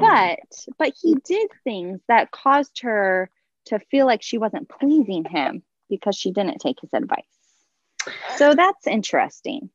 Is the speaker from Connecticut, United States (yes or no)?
no; Southern California, United States; now in San Francisco, United States; I grew up in Southern California and I live in San Francisco